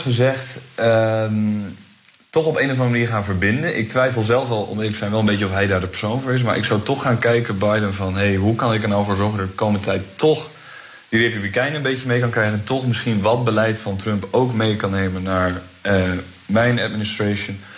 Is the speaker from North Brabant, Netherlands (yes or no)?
no; Groningen, Netherlands; FC Groningen natuurlijk, als Groninger